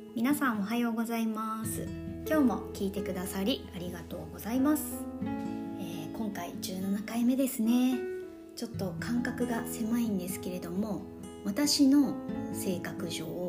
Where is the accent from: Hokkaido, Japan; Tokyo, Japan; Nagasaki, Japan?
Nagasaki, Japan; 私あの、まあ、長崎出身なんですけれども